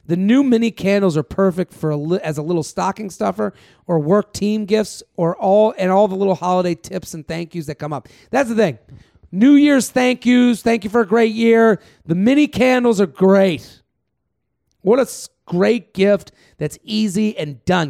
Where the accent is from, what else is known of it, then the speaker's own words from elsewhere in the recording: Massachusetts, United States; now in New York City, United States; I'm from Massachusetts